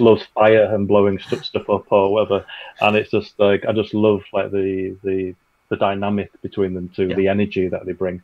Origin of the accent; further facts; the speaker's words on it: United Kingdom; we're British.